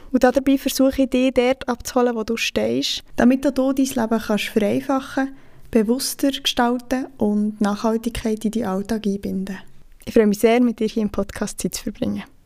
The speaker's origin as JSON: {"language": "German", "region": "Bern", "country": "Switzerland", "said": "ich bin 26 und ich komme aus Bern"}